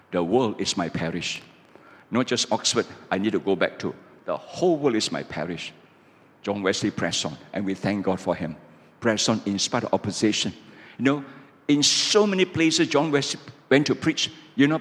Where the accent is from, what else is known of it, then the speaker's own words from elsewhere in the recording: Malaysia; I'm a pastor from Malaysia